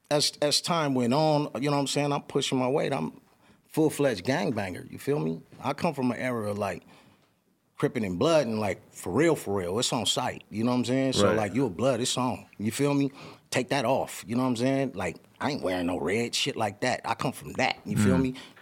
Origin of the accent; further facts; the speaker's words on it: Los Angeles, California, United States; also born or lived in San Bernardino; I was in East L.A. Grew up over there, East L.A., boom, boom, and then we mov